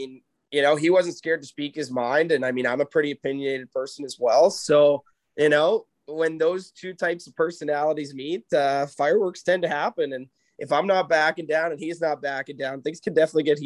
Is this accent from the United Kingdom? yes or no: no; Moose Jaw, Saskatchewan, Canada; moved away as an adult; also born or lived in Nanaimo, British Columbia; growing up in Saskatchewan